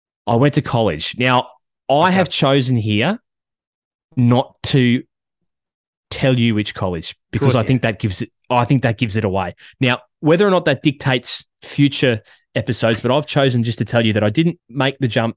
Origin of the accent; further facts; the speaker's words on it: California, United States; Born in California. I'm not going to narrow it down because California is a big state. I was born in California.